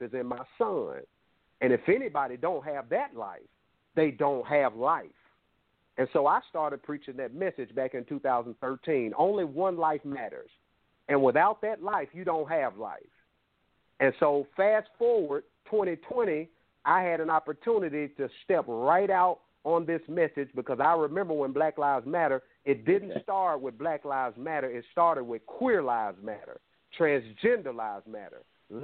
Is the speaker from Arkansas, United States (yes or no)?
yes; Little Rock, Arkansas, United States; I grew up in the worst neighborhood in Little Rock, Arkansas